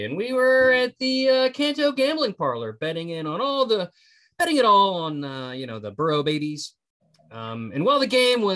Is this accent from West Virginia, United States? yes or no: yes; West Virginia, United States; I'm from West Virginia